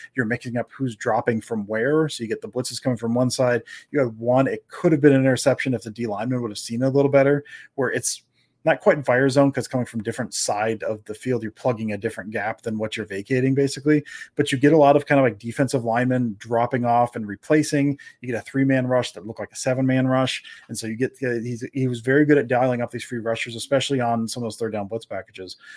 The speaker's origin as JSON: {"language": "English", "region": "Florida", "country": "United States", "tie": "born or raised there", "said": "we grew up in Florida"}